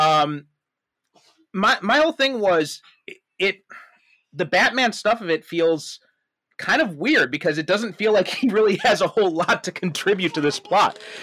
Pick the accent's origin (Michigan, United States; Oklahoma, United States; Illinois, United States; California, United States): Illinois, United States; Chicago; moved away as an adult; also born or lived in Skokie; now in Japan; I'm from, uh, the Chicagoland area